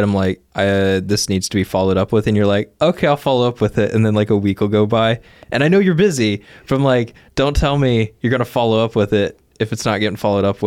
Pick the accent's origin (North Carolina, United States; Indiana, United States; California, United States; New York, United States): Indiana, United States; North Vernon; I grew up in North Vernon, and they have like a really nice old classic style theater